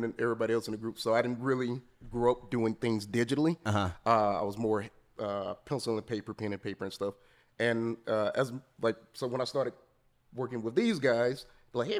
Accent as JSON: {"language": "English", "town": "Atlanta", "region": "Georgia", "country": "United States", "tie": "born or raised there", "said": "I grew up in Georgia for pretty much all of my life."}